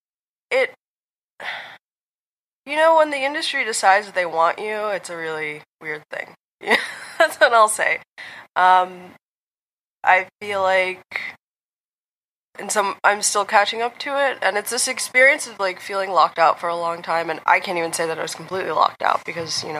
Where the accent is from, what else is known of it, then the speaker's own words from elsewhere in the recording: United States; I'm from America